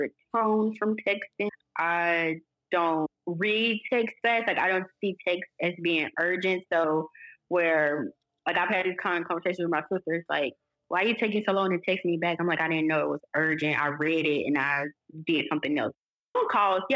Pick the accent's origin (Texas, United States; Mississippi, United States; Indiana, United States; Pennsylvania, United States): Mississippi, United States; Ruleville; growing up in Ruleville, Mississippi